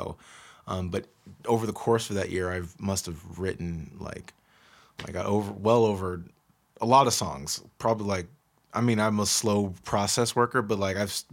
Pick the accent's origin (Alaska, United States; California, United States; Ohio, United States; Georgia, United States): Georgia, United States; now in Seattle, United States; growing up in Georgia as a kid